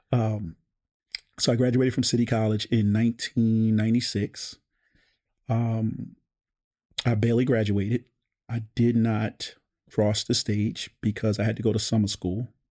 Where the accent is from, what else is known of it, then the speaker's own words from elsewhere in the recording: Baltimore, Maryland, United States; I grew up in Park Heights